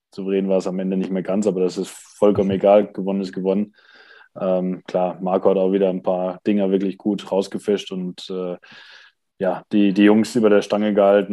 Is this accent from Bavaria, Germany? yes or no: no; Essen, North Rhine-Westphalia, Germany; moved away; mein alter Club Rot-Weiß Essen